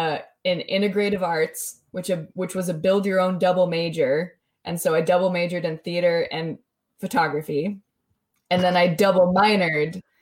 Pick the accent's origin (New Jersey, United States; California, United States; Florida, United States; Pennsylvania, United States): California, United States; moved away as an adult; I'm in this hugely rural area, yes, but I'm from California, so everyone expects me to be a certain way